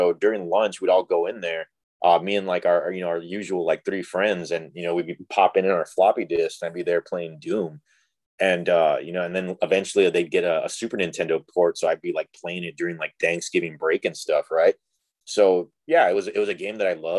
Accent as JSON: {"language": "English", "area": "Rio Grande Valley", "region": "Texas", "country": "United States", "said": "I'm from Rio Grande Valley"}